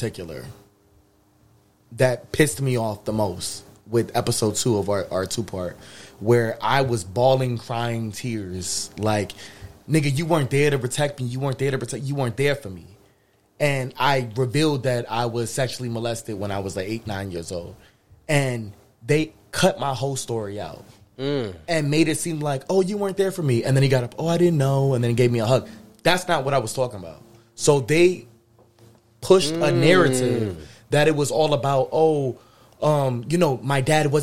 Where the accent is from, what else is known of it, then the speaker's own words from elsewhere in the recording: Springfield, Massachusetts, United States; my hometown, Springfield.